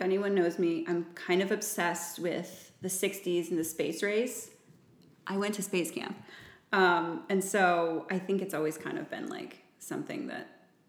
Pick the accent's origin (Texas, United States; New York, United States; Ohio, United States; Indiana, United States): Ohio, United States; Bryan; now in Columbus, United States; I grew up in a small town called Bryan, Ohio.